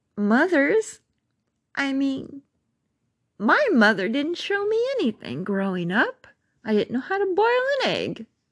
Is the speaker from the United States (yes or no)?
yes; Carmichael, California, United States; also born or lived in Mather Air Force Base; growing up in Carmichael and Mather Air Force Base.